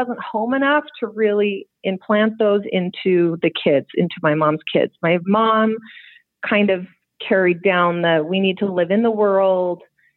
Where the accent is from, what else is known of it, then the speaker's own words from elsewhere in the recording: West Jordan, Utah, United States; I grew up in West Jordan my whole life.